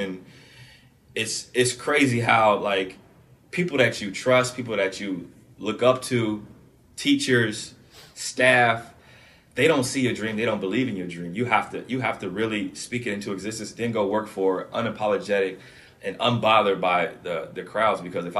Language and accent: English; Canton, Ohio, United States; Yeah, so I grew up in Canton, Ohio, like you said before.